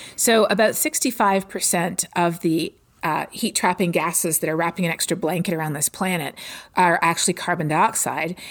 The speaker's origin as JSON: {"language": "English", "town": "Toronto", "region": "Ontario", "country": "Canada", "tie": "born or raised there", "moved": "as an adult", "lives_now": "Texas, United States", "said": "I'm from Toronto"}